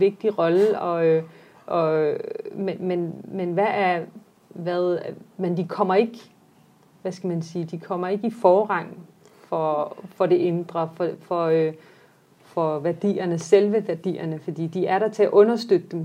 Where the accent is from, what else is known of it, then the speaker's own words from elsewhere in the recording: Denmark; mange af vores generation netop folk, der er født og opvokset i Danmark